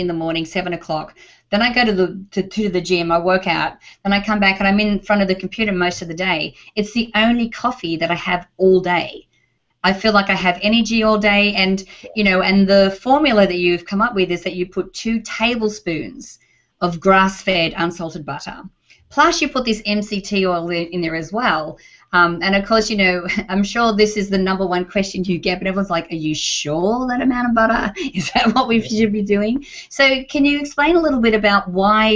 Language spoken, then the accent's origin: English; Australia; now in United States; I'm from Australia